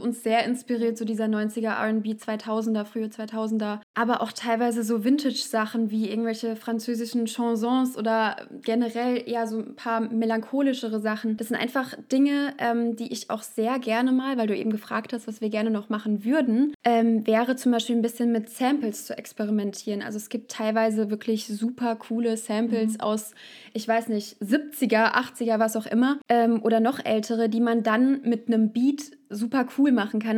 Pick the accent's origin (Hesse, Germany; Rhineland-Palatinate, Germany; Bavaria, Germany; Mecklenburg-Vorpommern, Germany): Hesse, Germany; Frankfurt; Wir kommen aus Frankfurt